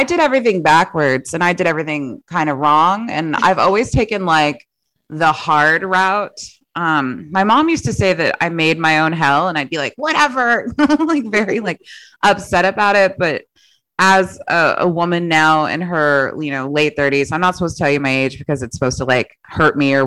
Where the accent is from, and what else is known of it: San Antonio, Texas, United States; born or raised there; also born or lived in Laredo, Texas